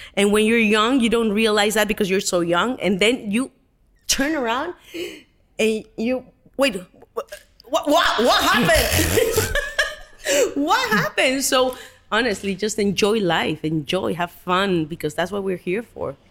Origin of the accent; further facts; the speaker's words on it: Mexico; English is a second language; moved away as an adult; being Mexican